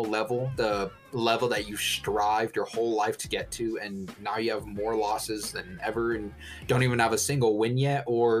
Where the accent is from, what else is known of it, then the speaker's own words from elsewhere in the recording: Colorado, United States; We're from Colorado